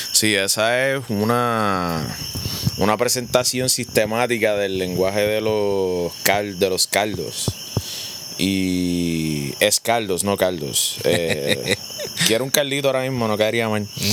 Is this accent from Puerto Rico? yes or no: yes; Puerto Rico; hablamos español, somos de Puerto Rico